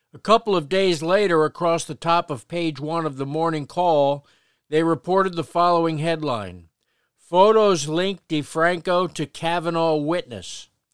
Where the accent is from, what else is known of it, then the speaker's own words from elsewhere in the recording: Paterson, New Jersey, United States; the Patterson we grew up